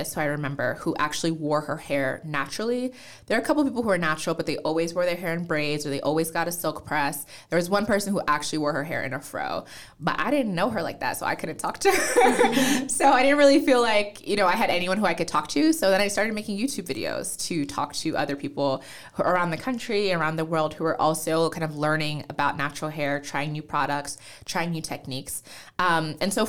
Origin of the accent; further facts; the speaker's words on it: New Jersey, United States; accent: American; also born or lived in Nigeria; that's how I ended up in the U.S. And then we grew up in New Jersey. So I'm a Jersey girl